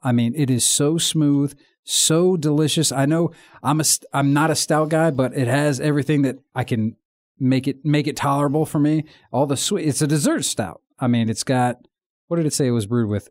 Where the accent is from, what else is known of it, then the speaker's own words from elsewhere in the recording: Virginia, United States; accent: American; I'm from America, uh, Virginia